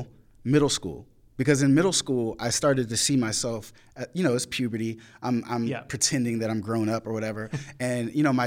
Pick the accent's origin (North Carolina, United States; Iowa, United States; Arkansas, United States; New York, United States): North Carolina, United States; Rich Square; I'm from Rich Square, North Carolina. My dad wasn't able to come, but he's from Rich Square, North Carolina, blah, blah, blah.